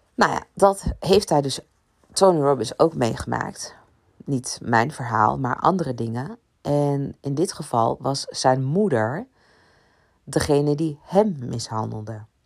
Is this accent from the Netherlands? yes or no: no; Ibiza, Balearic Islands, Spain; ik kom van Ibiza